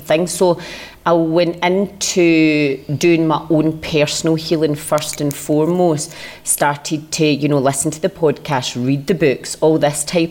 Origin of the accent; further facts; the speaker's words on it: Glasgow, Scotland, United Kingdom; now in Colombia; I'm originally from Glasgow, now living out in Colombia